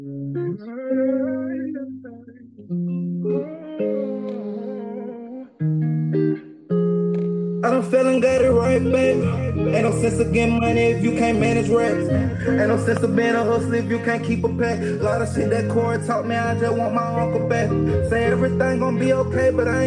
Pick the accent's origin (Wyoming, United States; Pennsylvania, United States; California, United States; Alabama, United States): Alabama, United States; Anniston; I'm from Anniston, Alabama.